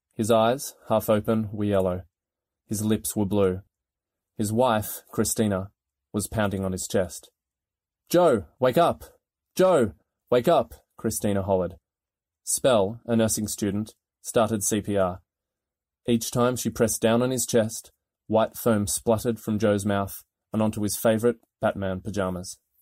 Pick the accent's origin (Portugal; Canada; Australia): Australia; moved away as an adult; also born or lived in London / Paris; now in Washington, D.C., United States; as my accent will tell you, I'm not from here. I'm Australian and moved to D C in two thousand and sixteen